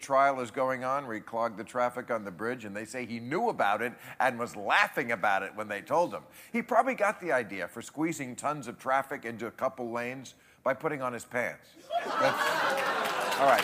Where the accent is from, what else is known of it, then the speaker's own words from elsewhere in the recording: New Jersey, United States; my home state of New Jersey